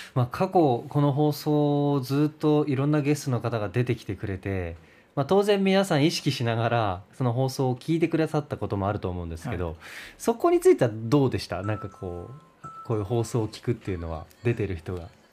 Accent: Oita, Japan; now in Fukuoka, Japan; 僕も地元が大分で

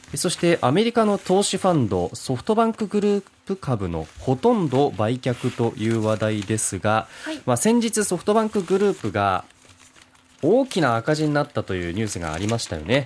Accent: Beppu, Oita, Japan; 私の地元別府

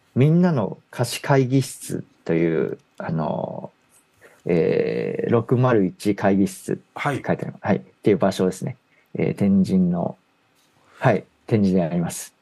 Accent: Gunma, Japan; 私地元群馬なんですけども

